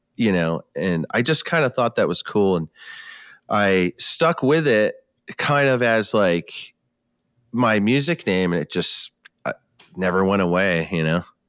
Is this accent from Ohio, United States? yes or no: no; New York, United States; moved away as an adult; now in West Coast, United States; That's my home state